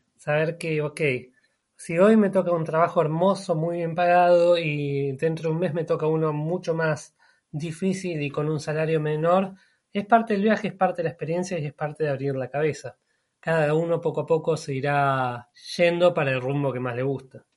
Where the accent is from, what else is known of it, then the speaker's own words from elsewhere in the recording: Buenos Aires, Argentina; moved away as an adult; also born or lived in Cutral Có, Neuquén, Argentina; Yo nací en un pequeño pueblito de la Patagonia que se llama Cutralcó, o sea, al sur de Argentina, norte de la Patagonia. Pero viví casi toda mi vida en Buenos Aires. Básicamente soy más bonaerense que neuquino